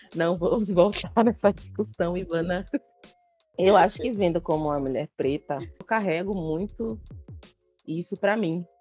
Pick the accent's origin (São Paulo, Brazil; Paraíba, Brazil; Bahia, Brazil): Bahia, Brazil; Imagine eu como baiana